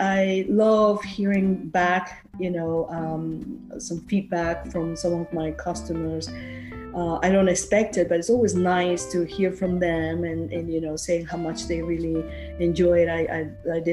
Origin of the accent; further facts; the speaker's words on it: Peru; also born or lived in Queens, New York / New Jersey; now in Warwick, United States; I'm from Peru. I was born and raised in Peru.